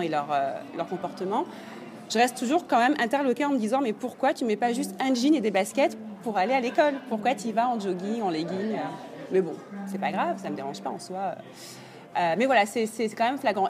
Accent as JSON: {"language": "French", "town": "Paris", "region": "Île-de-France", "country": "France", "moved": "as an adult", "lives_now": "New York, United States", "said": "je suis arrivée en tant que parisienne"}